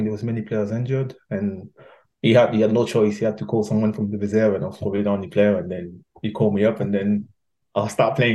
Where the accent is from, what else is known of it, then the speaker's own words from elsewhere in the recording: Paris, Île-de-France, France; English is a second language; moved away; also born or lived in England; growing up in Paris